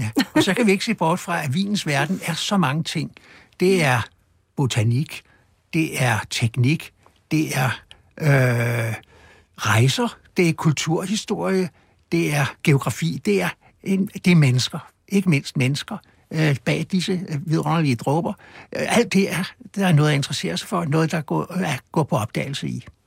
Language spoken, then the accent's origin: Danish; Copenhagen, Capital Region of Denmark, Denmark; Der på Østerbro, hvor jeg voksede op